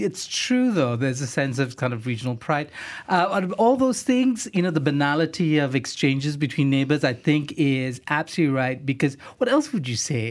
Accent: Singapore; moved away as an adult; now in Kuala Lumpur, Malaysia; I grew up in Singapore, at least my teenage years.

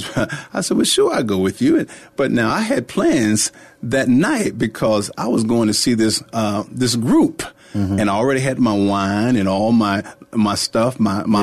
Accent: Hartford, Connecticut, United States; also born or lived in Lumpkin, Georgia; Well, uh, Marcus, I'm from uh, a little place called Lumpkin, Georgia, and uh, I was born there and uh, years ago, uh, uh and uh, we moved to Hartford, Connecticut. Hartford, Connecticut is where I actually went to high school

